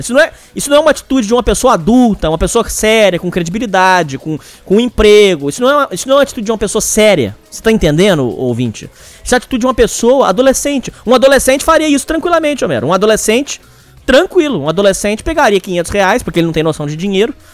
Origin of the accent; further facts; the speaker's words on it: Brazil; Eu nunca saí do Brasil